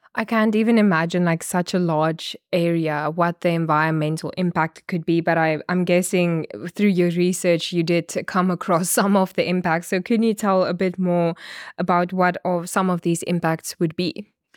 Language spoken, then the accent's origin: English; Namibia; I'm a journalist from Namibia